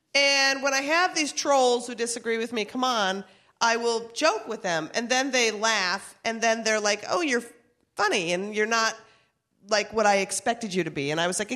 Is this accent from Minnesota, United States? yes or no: yes; Minnesota, United States; We're from Minnesota.